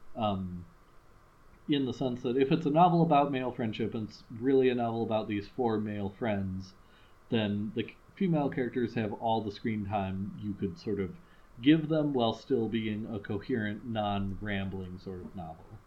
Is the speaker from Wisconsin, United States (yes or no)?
yes; Madison, Wisconsin, United States; we're from Madison.